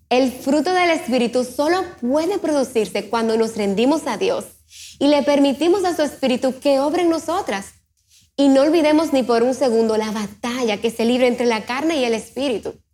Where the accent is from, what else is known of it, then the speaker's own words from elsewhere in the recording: Dominican Republic; soy de la República Dominicana, asisto a la IBI y me encanta trabajar con los jóvenes